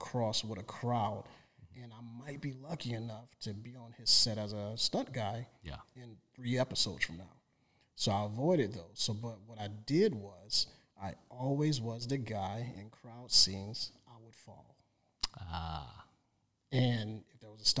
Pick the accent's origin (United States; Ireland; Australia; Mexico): United States; New Orleans, Louisiana; moved away as an adult; now in Los Angeles, United States; I came here in 2001 from New Orleans